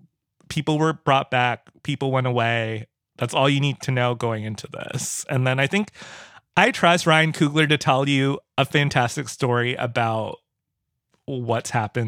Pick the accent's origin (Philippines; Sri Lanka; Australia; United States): Philippines; I am a brown kid from I'm Filipino I'm a brown kid